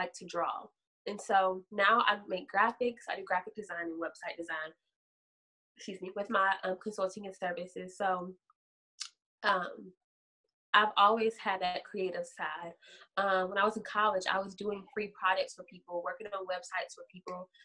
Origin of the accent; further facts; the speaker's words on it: Louisville, Kentucky, United States; I am from Louisville, Kentucky.